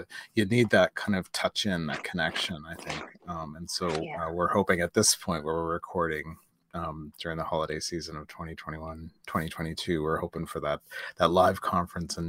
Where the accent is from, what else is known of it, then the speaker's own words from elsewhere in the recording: North Shore, Prince Edward Island, Canada; We grew up on the North Shore